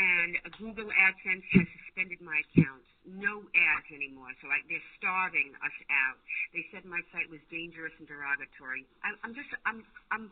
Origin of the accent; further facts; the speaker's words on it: United States; as an American